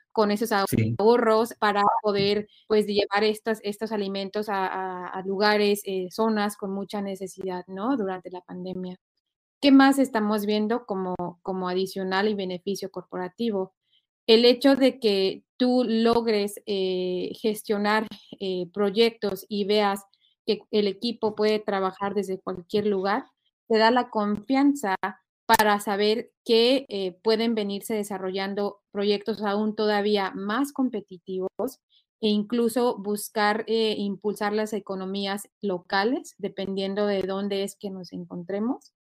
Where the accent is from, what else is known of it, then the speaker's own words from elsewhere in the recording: Mexico; now in United States; originaria de México, te digo, yo extraño la cultura